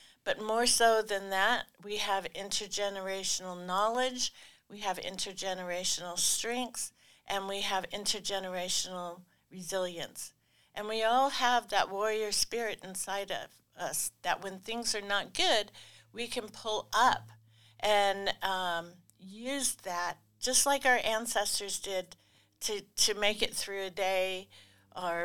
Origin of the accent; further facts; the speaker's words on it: Rampart, Alaska, United States; I'm Koyukon Athabascan, and my home village is Rampart.